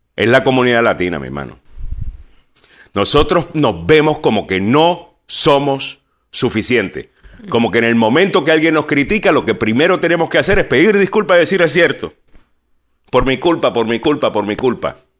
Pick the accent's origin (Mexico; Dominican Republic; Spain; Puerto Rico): Puerto Rico; En Puerto Rico somos todos puertorriqueños.